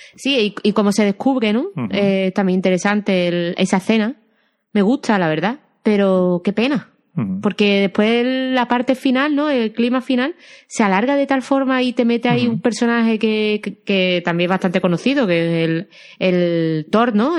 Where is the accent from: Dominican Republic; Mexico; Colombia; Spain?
Spain; Andalusia; accent: Andalusian; mi acento andaluz